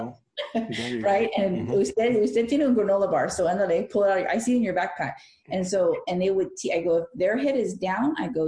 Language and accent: English; California, United States; because we're from California, they assumed, and it's a fair assumption, that you're from Mexico.